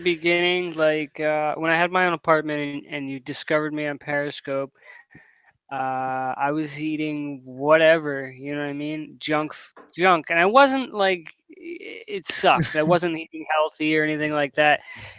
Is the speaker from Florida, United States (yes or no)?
no; Girard, Pennsylvania, United States; my hometown of Girard, Pennsylvania